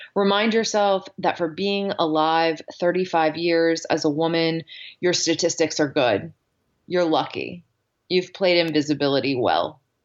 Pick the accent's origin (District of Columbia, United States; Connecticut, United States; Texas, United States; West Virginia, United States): Texas, United States; Dallas; moved away as an adult; also born or lived in New Orleans / Yosemite National Park / China / Spain; now in Pittsburgh, United States; So I grew up in Dallas, Texas.